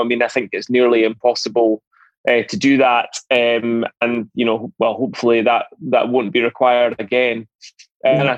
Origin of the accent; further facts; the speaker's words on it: Edinburgh, Scotland, United Kingdom; also born or lived in Glasgow / Dundee; I was born in Edinburgh, grew up here in the southwest of the city in a place called Curry.